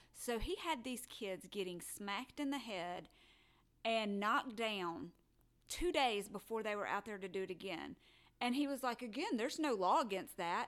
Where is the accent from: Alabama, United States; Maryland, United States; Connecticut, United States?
Alabama, United States; I was born in Alabama.